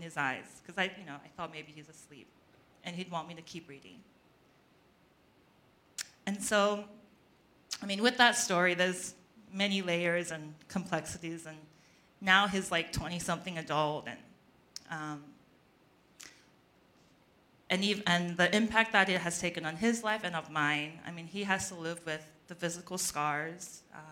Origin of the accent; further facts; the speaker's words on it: Australia; moved away; my cousin's home where I grew up in Australia